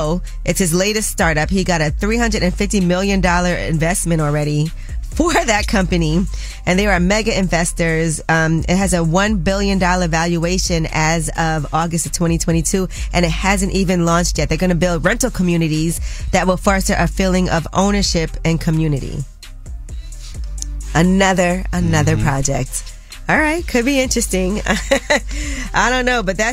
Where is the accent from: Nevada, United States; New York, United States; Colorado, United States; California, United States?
New York, United States; I'm a New Yorker